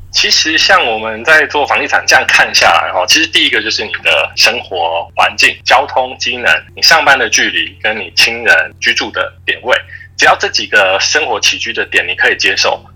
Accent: Taiwan; 我们台湾人

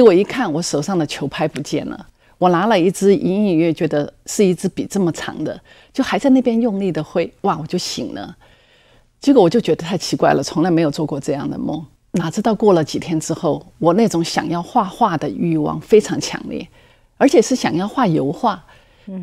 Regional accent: Chongqing, China; also born or lived in United States; now in Taiwan; 我那时候正在重庆，我出生的地方

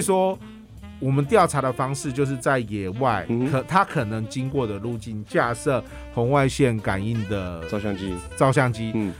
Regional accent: Miaoli County, Taiwan; 我们苗栗近年来当然是比较少所谓的大型开发

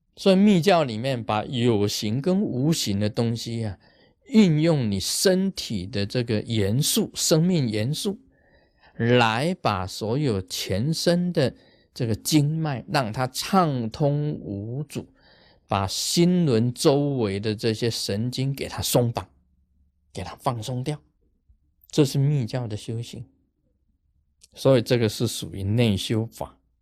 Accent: Taiwan; 我们台湾人

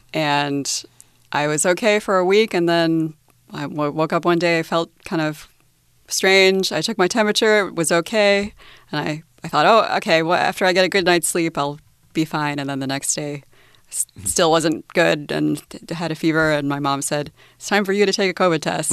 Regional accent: United States; now in Taiwan; I'm from the US, so my nationality is American

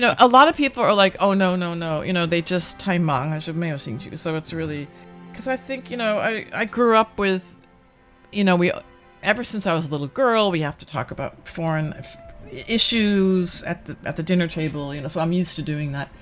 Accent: United States; now in Taiwan; I'm American

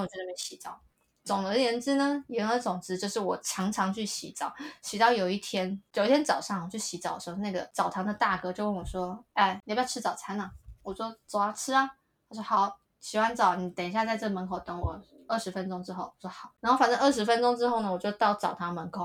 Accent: Taiwan; 我是台湾来的

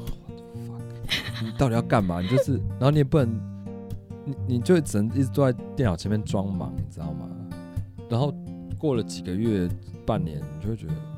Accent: Taipei, Taiwan; 我是台北人，

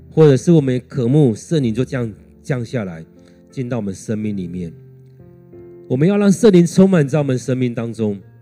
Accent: Taiwan; 如果用我们台湾来看，他们会觉得台湾人就讲华语啊，就讲台语啊，讲客家话啊。

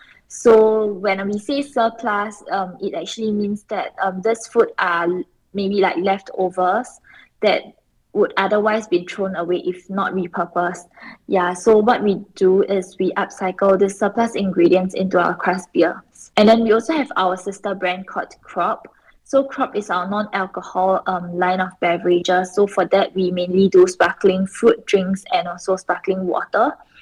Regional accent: Singapore; now in Taiwan; but I grew up in Singapore, so a lot of my connections are actually based in Singapore and not so much in Taiwan.

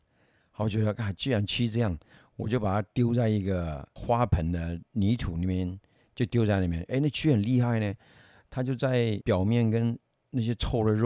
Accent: Yunnan, China; 有一种是小时候啦，呃，有去山里面去挖那个，我们云南话叫口袋虫啊。

